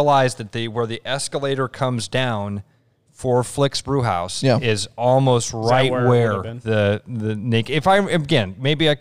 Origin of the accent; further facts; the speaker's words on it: Pleasant Hill, Iowa, United States; that was my mall when I was growing up in Pleasant Hill